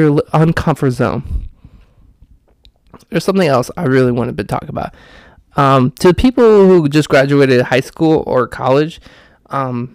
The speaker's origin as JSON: {"language": "English", "town": "Austin", "region": "Texas", "country": "United States", "also_born_or_lived": "Houston", "said": "I'm from Austin, and I moved to Houston for 1 year."}